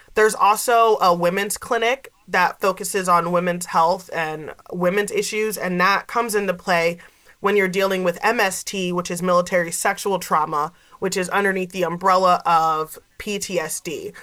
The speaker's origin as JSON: {"language": "English", "town": "Gouldsboro", "region": "Pennsylvania", "country": "United States", "tie": "born or raised there", "also_born_or_lived": "Scranton, Pennsylvania", "said": "i grew up here um, i grew up in Gouldsboro. i went to north pocono high school"}